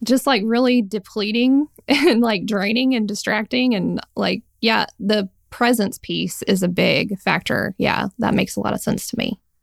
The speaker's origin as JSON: {"language": "English", "region": "Alabama", "country": "United States", "said": "I am and am based still in Alabama"}